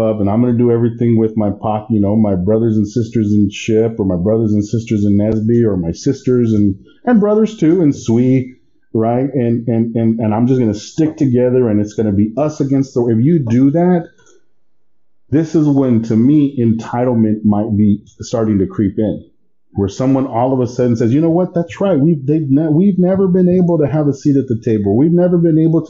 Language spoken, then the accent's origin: English; Texas, United States; moved away as an adult; also born or lived in Baton Rouge, Louisiana; I didn't grow up in Mexico. My parents did, but I've been in San, I was born in the United States, in Texas.